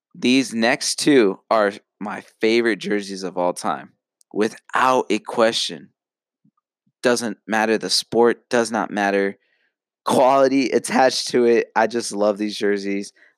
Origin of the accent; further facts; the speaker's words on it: Phoenix, Arizona, United States; I'm from Phoenix.